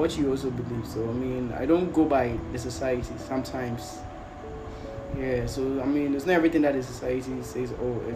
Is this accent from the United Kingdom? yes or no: no; Ghana